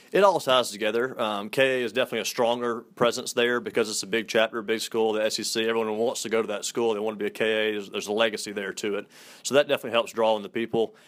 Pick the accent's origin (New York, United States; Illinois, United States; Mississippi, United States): Mississippi, United States; accent: southern; Grew up in Mississippi, went to Mississippi State University